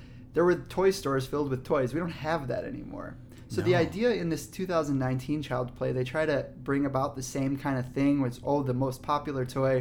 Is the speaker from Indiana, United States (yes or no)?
no; Chicago, Illinois, United States; We're from Chicago